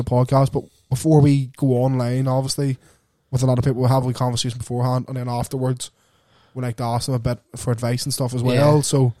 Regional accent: Lurgan, Northern Ireland, United Kingdom; We're two dickheads from Lurgan

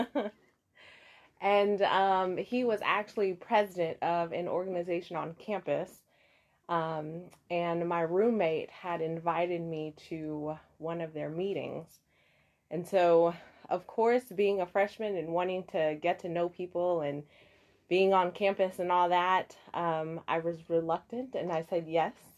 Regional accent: Memphis, Tennessee, United States; now in Pine Bluff, United States; I was born and raised in Memphis, and uh, currently reside here in Pine Bluff, Arkansas

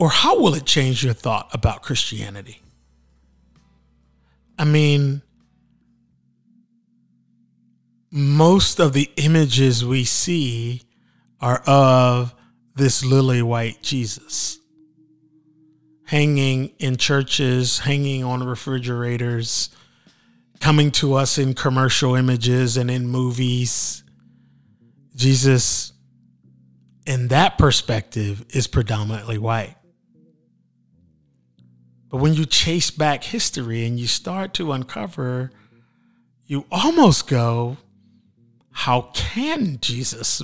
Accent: Philadelphia, Pennsylvania, United States; moved away; I grew up in Philly at the home of the AME Church and Richard Allen's story.

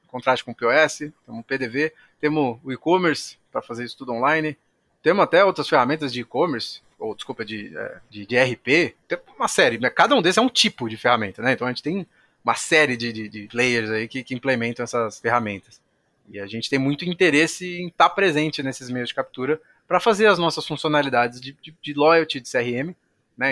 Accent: São Paulo, Brazil; moved away as an adult; now in Jundiaí, Brazil; Eu sou de São Paulo

